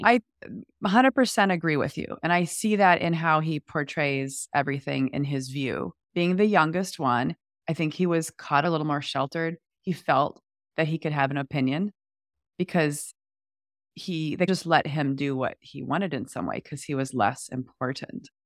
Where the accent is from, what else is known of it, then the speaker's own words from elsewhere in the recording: United States; as an American